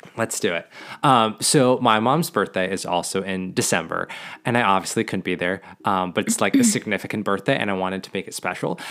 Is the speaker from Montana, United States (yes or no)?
yes; Montana, United States; growing up in Montana